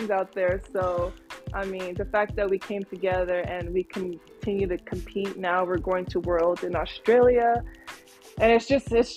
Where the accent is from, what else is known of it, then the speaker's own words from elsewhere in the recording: California, United States; I was born in California